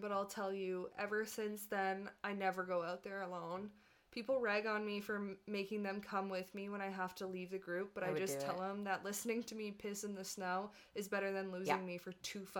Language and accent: English; Canada; Well, we're Canadian